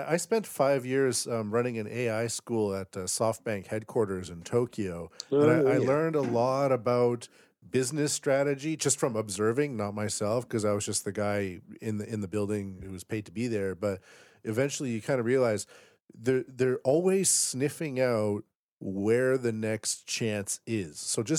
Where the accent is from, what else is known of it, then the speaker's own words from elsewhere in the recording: Canada; Yeah, because I'm Canadian.